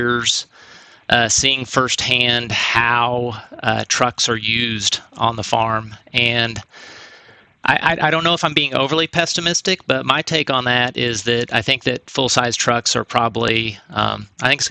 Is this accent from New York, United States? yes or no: no; Walnut Grove, Missouri, United States; born or raised there; moved away